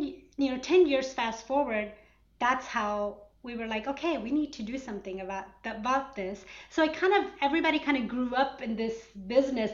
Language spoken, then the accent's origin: English; Atlanta, Georgia, United States; growing up in Atlanta and in America, kind of just trying to stay in touch with my culture, being very, very American, living in Atlanta